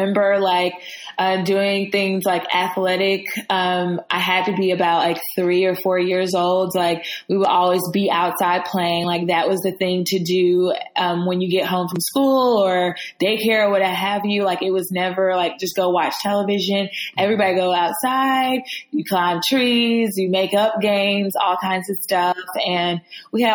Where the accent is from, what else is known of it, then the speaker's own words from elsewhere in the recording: Atlanta, Georgia, United States; I was born and raised in Atlanta